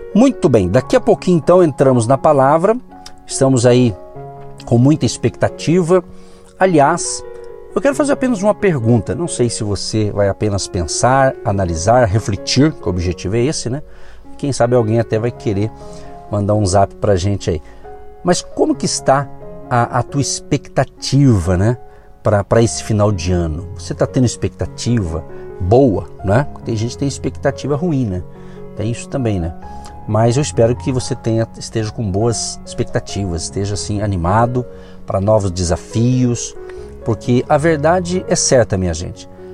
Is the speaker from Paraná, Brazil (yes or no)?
yes; Jandaia do Sul, Paraná, Brazil; nós morávamos no interior do Paraná, a minha cidade natal, chamada Jandaia do Sul, no Paraná